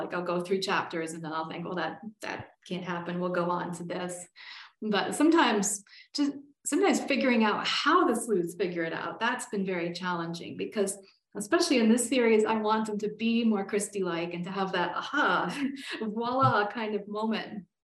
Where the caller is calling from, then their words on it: Colorado, United States; I'm Zooming from Colorado and it's finally snowed in my part of Colorado.